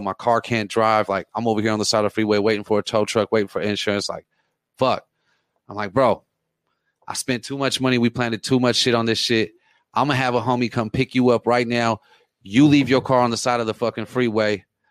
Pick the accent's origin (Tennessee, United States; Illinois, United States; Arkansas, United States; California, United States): California, United States; Oceanside; I mean, I'm from Oceanside. I've been out here since '95.